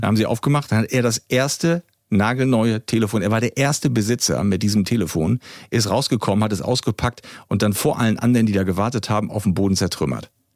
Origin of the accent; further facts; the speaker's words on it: East Germany, Germany; bei uns im Osten